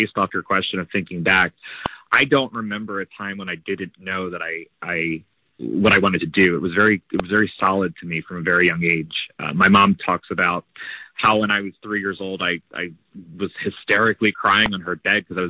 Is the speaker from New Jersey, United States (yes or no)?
yes; right outside of Philadelphia, New Jersey, United States; I grew up in right outside of Philadelphia, New Jersey